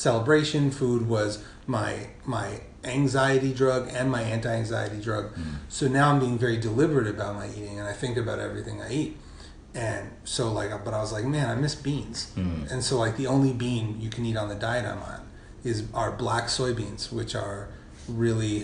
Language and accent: English; New York City, New York, United States; I grew up in Carroll Gardens